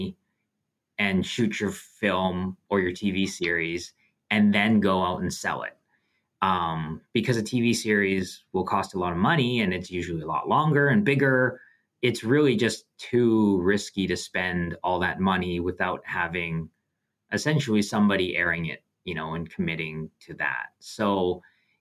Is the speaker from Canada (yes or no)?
yes; Canada; being Canadian